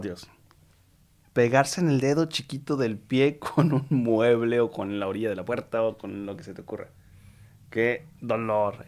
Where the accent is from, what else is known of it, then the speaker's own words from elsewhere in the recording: Mexico; como mexicanos